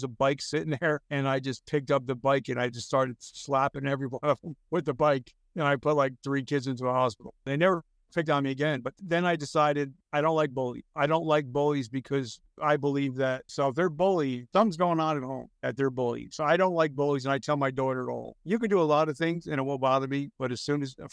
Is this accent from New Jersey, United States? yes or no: yes; New Jersey, United States; I'm a street kid from Jersey.